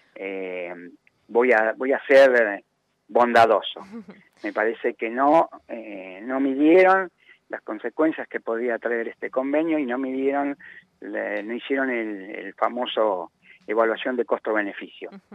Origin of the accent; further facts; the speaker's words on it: Quilmes, Buenos Aires Province, Argentina; yo soy de Quilmes